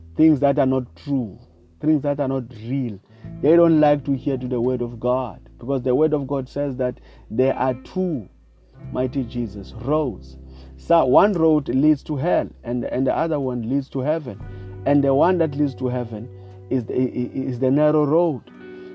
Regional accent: South Africa; I come from South Africa

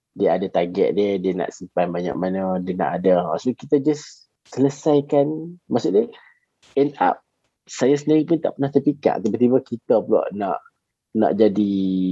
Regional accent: Alor Setar, Kedah, Malaysia; saya ni berasal daripada Alok Stark

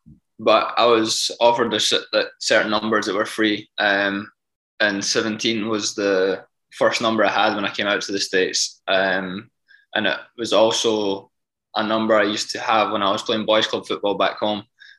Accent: Scotland, United Kingdom; Yeah, I supported the Glasgow Rangers growing up.

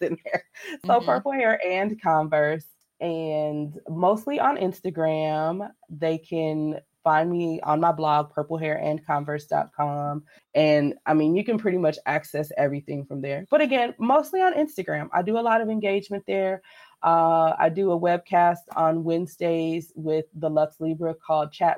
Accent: San Diego, California, United States; I grew up in California. I grew up in San Diego

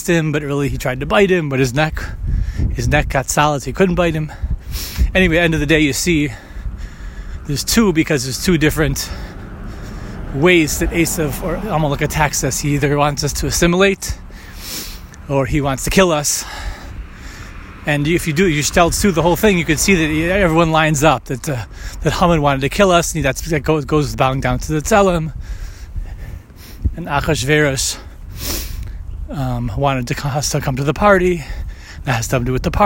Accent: United States; most of my life growing up in America

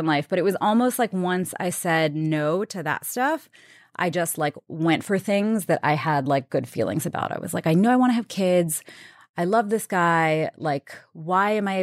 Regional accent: New York City, New York, United States; I grew up in Queens, New York

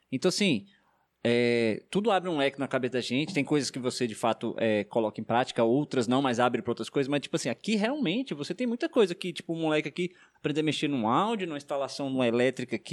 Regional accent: Brasília, Federal District, Brazil; Sou de lá, irmão.

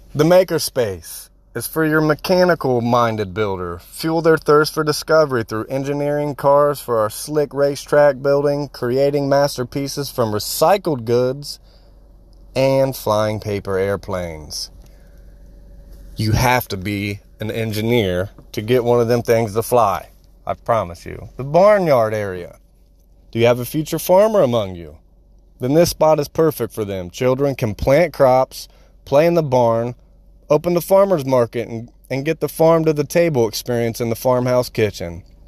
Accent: Marion, Ohio, United States; Here in my hometown, I'm from Marion

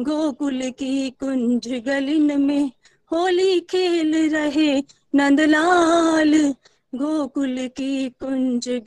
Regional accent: Amritsar, Punjab, India; मैं अमृतसर से बिलोंग करती हूँ

